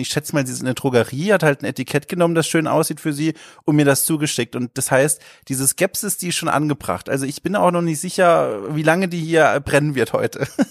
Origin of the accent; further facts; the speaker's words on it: Southern Germany, Germany; Ich komme ja aus Süddeutschland und da eher aus der Dorfgegend, so Kleinstadtgegend.